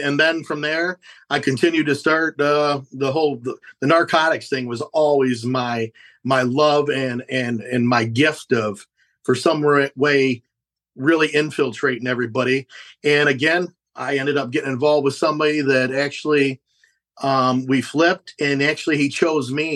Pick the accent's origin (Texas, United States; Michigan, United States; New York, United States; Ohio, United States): Ohio, United States; Fremont; i grew up in fremont ohio which is uh, northwest ohio